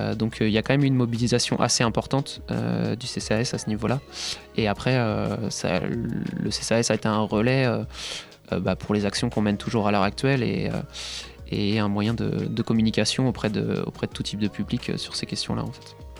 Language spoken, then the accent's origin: French; Nantes, Pays de la Loire, France; also born or lived in Paris; je suis revenu sur Nantes, qui est, ma région d'origine